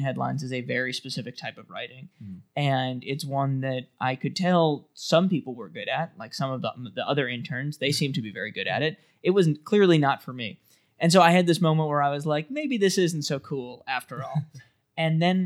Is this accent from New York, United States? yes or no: yes; New York City, New York, United States; I grew up in New York City, so I used to go to the comedy clubs